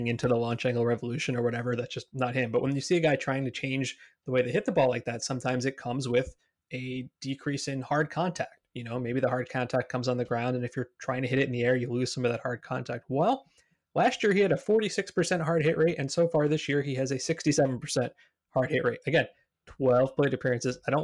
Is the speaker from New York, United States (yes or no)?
yes; New York, United States; as a New Yorker with two small kids